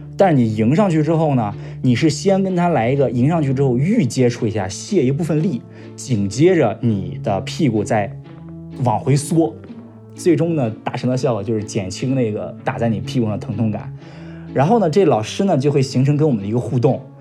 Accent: a county town in central Shandong, China; 今年二十七岁，来自山东鲁中地区的一个县城。我是出生在九三年

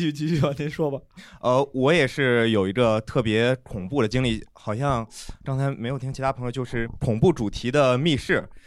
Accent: Zhengzhou, Henan, China; 我也是郑州的

